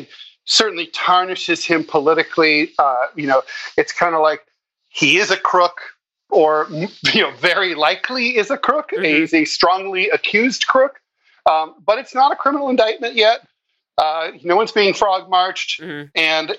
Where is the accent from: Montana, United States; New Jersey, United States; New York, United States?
New York, United States; as a New Yorker